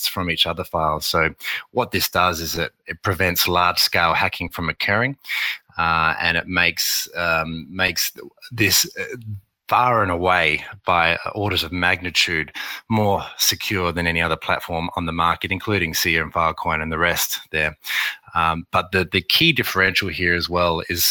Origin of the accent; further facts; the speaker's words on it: Australia; accent: Australian; also born or lived in Beijing, China / Shanghai, China / New York, United States; my accent that I'm Australian